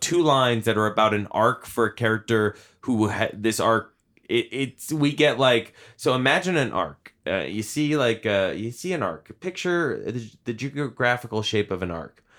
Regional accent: Hopewell, New Jersey, United States; I grew up in town near Princeton. And in my town of Hopewell, the auto mechanics that, uh, Tim Robbins' character worked at is, uh, uh, that is in my hometown.

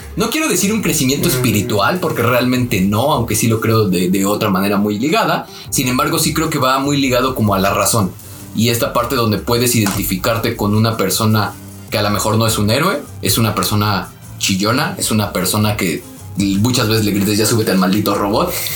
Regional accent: Mexico City, Mexico

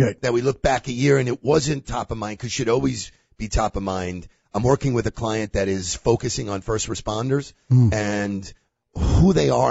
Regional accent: Baldwin, New York, United States; I'm from Baldwin

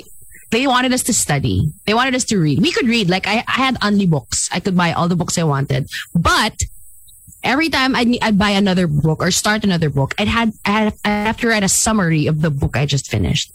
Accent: Central Luzon, Philippines; I grew up in Bulacan, guys.

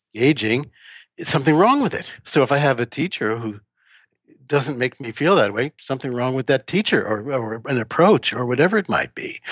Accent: New York, United States; now in Texas, United States; I'm from New York originally

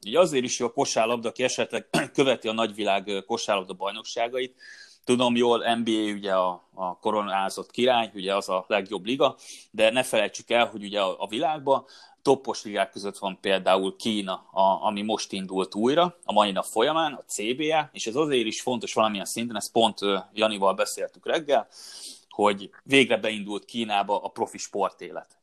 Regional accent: Hungary; mert magyarok vagyunk

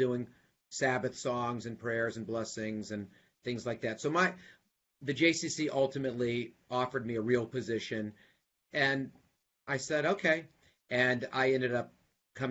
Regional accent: Huntsville, Alabama, United States; also born or lived in Birmingham, Alabama; now in Atlanta, United States; I'm a Southern boy, so being in the South, I was born in Huntsville

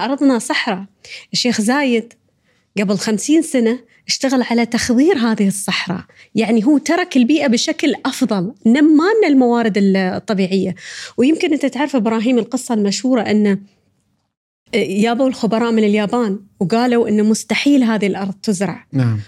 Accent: United Arab Emirates; فينا كاماراتيين

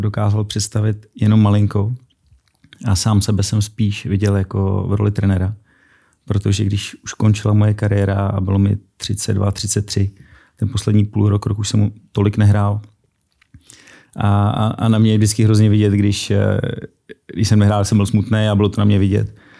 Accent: Prague, Czechia; těšil jsem se, že se vrátím domů, protože jsem z Prahy

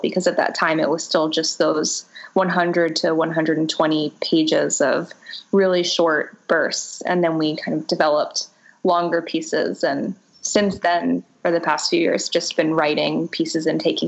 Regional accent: Boca Raton, Florida, United States; my time growing up in Boca Raton, Florida

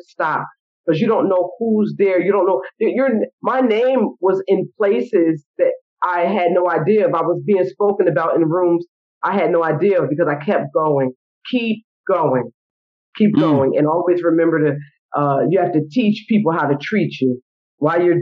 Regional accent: New Brunswick, New Jersey, United States; I'm from New Brunswick, New Jersey. My whole community has supported everything that I've done

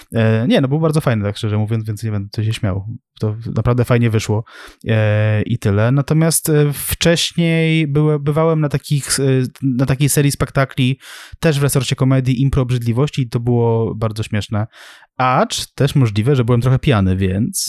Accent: Sulejówek, Masovian Voivodeship, Poland; u nas w Sulejówku

